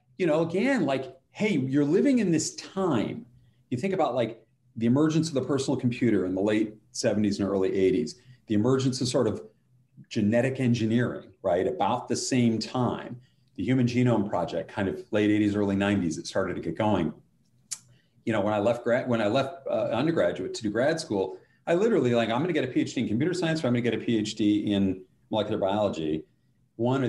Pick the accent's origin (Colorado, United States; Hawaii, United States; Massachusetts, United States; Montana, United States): Colorado, United States; I grew up in Colorado.